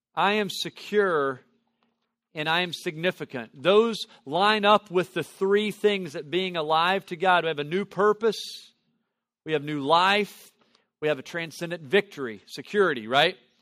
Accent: Tennessee Valley, United States; I grew up in the Tennessee Valley area

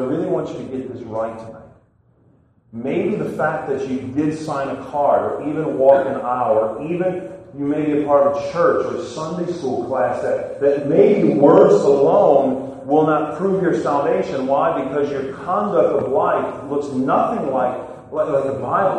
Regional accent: Chalmette, Louisiana, United States; I'm actually from New Orleans, Louisiana, Chalmette to be exact

